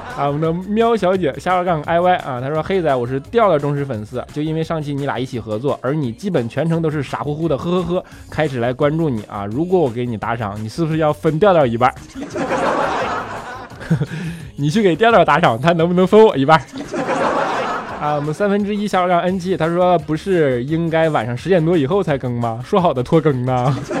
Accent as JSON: {"language": "Chinese", "region": "Northeast China", "country": "China", "said": "东北那嘎咱都用方言拜是不是？"}